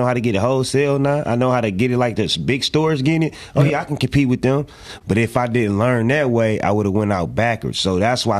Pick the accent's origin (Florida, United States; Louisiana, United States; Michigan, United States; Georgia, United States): Michigan, United States; Detroit; I'm from Pearson.